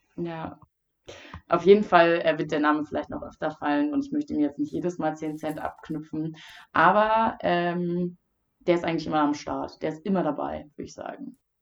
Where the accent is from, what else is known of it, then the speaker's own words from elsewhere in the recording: Wildeshausen, Lower Saxony, Germany; Wildeshausen, meiner Heimat